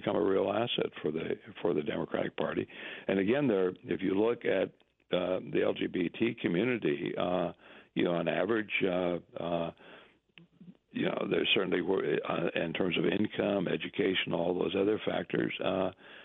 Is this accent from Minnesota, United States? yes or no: yes; Minnesota, United States; moved away; my home country, Minnesota, borders on the Dakotas